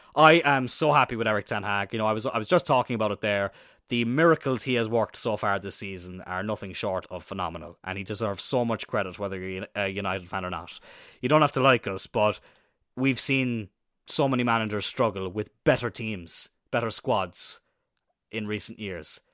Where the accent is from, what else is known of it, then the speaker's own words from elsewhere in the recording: Ireland; also born or lived in Wales; growing up in Ireland